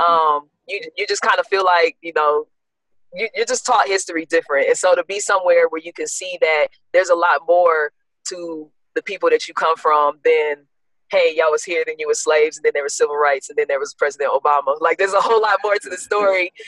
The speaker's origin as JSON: {"language": "English", "town": "South Bend", "region": "Indiana", "country": "United States", "tie": "born or raised there", "also_born_or_lived": "Gary, Indiana", "said": "born in Gary, pretty much raised in South Bend"}